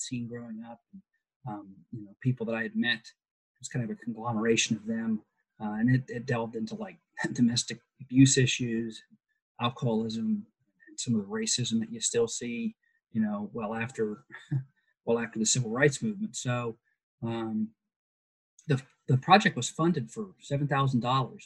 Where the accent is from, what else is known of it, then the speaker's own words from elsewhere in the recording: Pickerington, Ohio, United States; grew up in Ohio, uh, in Columbus or in Pickerington